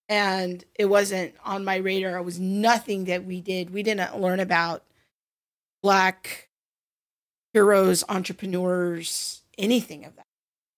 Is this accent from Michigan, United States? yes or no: no; Covina, California, United States; I grew up in Covina, California, kind of adjacent in the 80s and 90s.